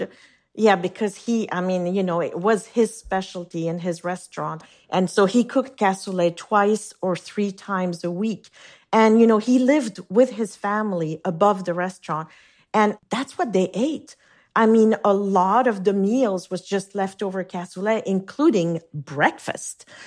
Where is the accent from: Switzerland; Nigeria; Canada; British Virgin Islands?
Switzerland; Geneva; first language French; English is a second language; moved away as an adult; now in New York, United States; the house I grew up in on Lake Geneva